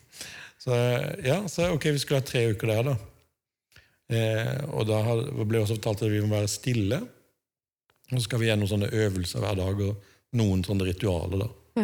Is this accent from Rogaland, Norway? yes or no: no; Birkeland, Agder, Norway; accent: Sørlandet dialect with uvular r (skarre-r); Jeg er oppvokst på Sørlandet, sånn, i bedehusmiljøet